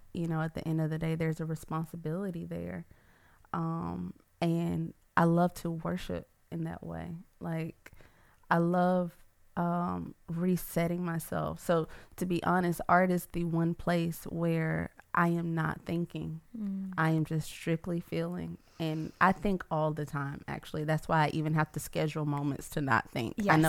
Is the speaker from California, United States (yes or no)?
no; Atlanta, Georgia, United States; now in Baton Rouge, United States; I'm from Atlanta, and I moved down here 2 years ago, and I've fallen in love with the city of Baton Rouge, and I never thought that would happen.